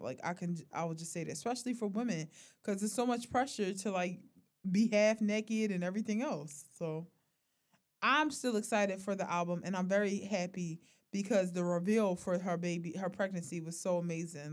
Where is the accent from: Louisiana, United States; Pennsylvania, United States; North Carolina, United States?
Pennsylvania, United States; Philadelphia; we are from North Philly